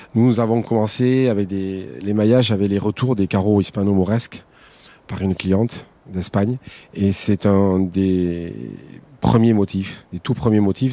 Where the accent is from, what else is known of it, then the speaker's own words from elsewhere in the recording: Basque Country, Nouvelle-Aquitaine, France; also born or lived in Landes; je suis basque par ma mère d'Arance, de Bayonne